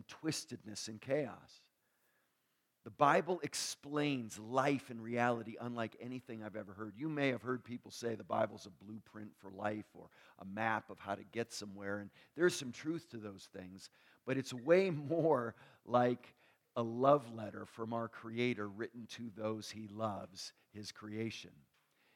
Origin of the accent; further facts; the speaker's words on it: New York, United States; I grew up near New York